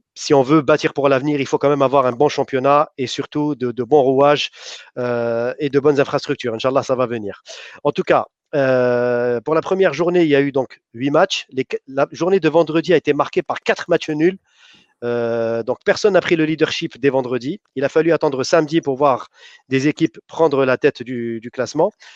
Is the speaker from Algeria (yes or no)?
yes; Algeria; chez nous en Algérie